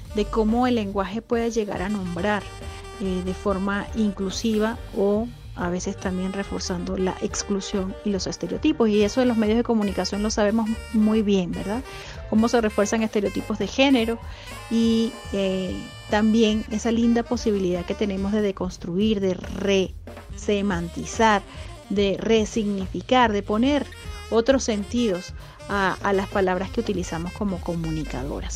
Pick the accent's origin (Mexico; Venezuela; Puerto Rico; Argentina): Venezuela; now in Ecuador; soy una venezolana migrante que vive en Ecuador